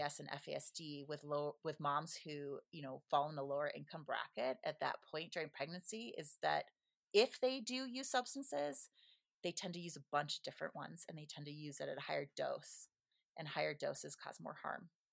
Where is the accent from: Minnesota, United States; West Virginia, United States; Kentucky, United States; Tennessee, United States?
Minnesota, United States; moved away; also born or lived in Southern California; I grew up in Minnesota